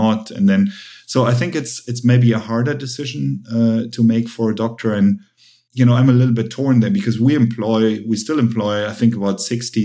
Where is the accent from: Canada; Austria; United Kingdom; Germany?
Germany; English is a second language; moved away as an adult; also born or lived in United States; I'm half Korean, half German. I grew up in Germany.